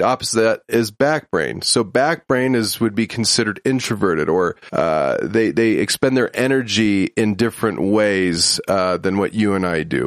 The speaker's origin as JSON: {"language": "English", "town": "Huntington Beach", "region": "California", "country": "United States", "said": "I'm from Huntington Beach, California"}